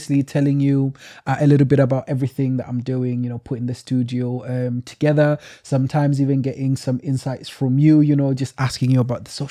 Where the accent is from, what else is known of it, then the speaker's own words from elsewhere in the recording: Sheffield, Yorkshire and the Humber, United Kingdom; I'm from Sheffield myself. I grew up in Sheffield